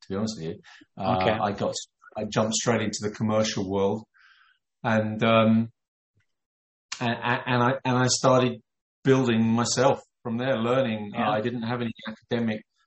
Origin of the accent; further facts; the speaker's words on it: London, United Kingdom; I was born in London.